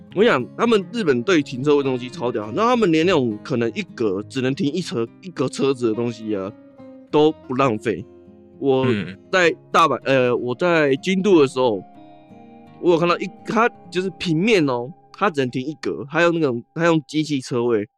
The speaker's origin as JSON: {"language": "Chinese", "country": "Taiwan", "said": "发现我是台湾人"}